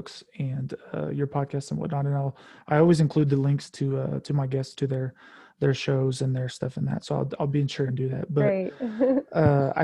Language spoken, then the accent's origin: English; Oklahoma, United States; I am from Oklahoma, so it's, you know, the Bible Belt per se